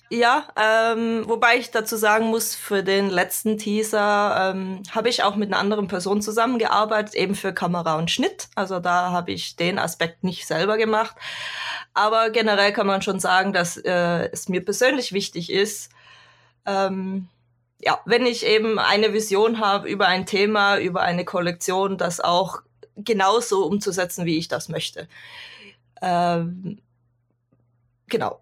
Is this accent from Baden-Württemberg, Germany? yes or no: yes; Swabia, Baden-Württemberg, Germany; also born or lived in Cologne / Ruhr area; now in Norway; ursprünglich komme ich aus dem Süden Deutschlands, aus dem wunderschönen Schwabenland